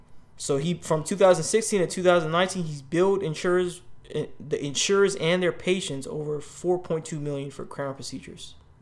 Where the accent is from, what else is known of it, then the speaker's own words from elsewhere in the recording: Florida, United States; I'm from Florida, bro.